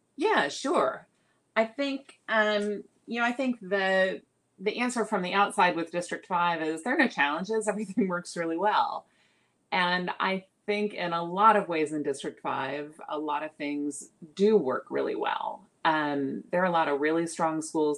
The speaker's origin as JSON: {"language": "English", "town": "San Antonio", "region": "Texas", "country": "United States", "tie": "born or raised there", "also_born_or_lived": "New York", "lives_now": "Austin, United States", "said": "I grew up mostly in San Antonio. I moved there when I was six. Uh, so San Antonio is my home, um, childhood home"}